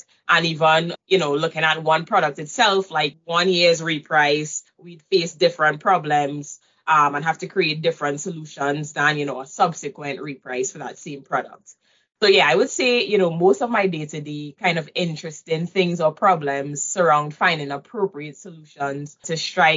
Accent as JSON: {"language": "English", "country": "Trinidad & Tobago", "also_born_or_lived": "Waterloo, Canada", "moved": "as an adult", "lives_now": "Canada", "said": "I moved from Trinidad to Canada to attend U Waterloo"}